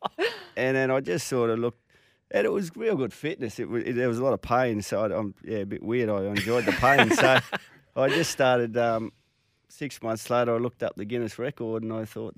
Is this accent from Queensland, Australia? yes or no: yes; Gold Coast, Queensland, Australia; also born or lived in Singleton, New South Wales; I'm a Queenslander. I was born in Singleton, but my parents moved up here when I was three. So I'm a Queenslander.